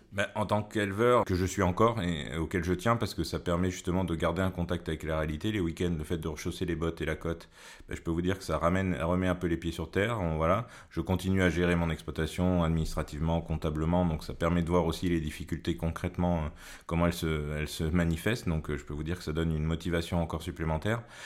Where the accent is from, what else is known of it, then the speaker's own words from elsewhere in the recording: Creuse, Nouvelle-Aquitaine, France; Je suis né en Creuse, j'ai grandi en Creuse